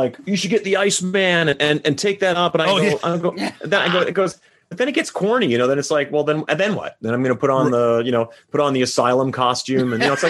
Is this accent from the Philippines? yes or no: no; Saskatchewan, Canada; now in Las Vegas, United States; Well, I grew up in Saskatchewan. We never had a national or never had a provincial team.